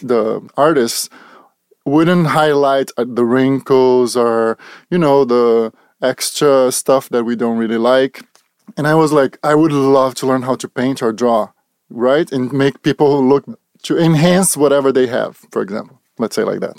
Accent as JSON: {"language": "English", "country": "Brazil", "also_born_or_lived": "Charlotte, North Carolina", "second_language": "English", "moved": "as an adult", "lives_now": "California, United States", "said": "I'm from Brazil, so it's been about fifteen years now. that I'm in United States, that I moved to the United States."}